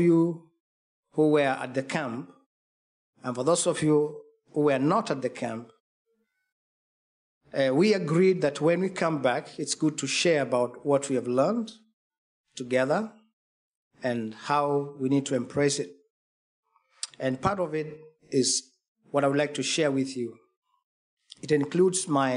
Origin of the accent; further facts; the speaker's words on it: Kenya; I come from Kenya, eastern part of Africa